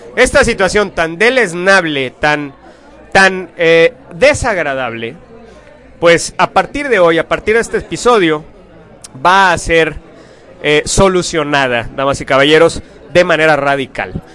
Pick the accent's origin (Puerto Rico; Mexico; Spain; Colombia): Mexico; lo bonito que somos los mexicanos